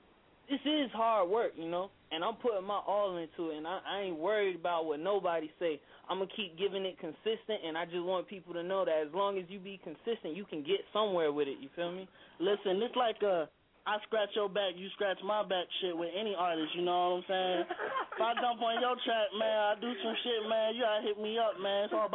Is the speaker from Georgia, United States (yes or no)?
yes; Georgia, United States; I'm from Georgia, but they picked me up or whatever, so we just doing our thing.